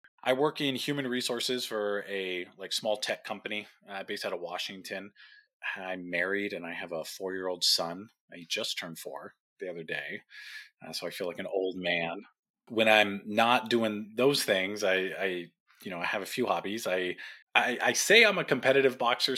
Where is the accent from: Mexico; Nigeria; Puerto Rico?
Mexico; Tijuana, Baja California; also born or lived in Orange County, California; My family moved down to Mexico when I was young, just a couple of years old, into Tijuana